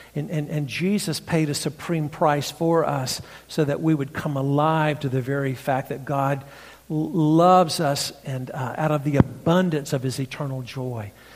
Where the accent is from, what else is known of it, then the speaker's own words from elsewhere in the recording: North Carolina, United States; accent: redneck; now in Franklin, United States; my redneck accent. This comes from North Carolina.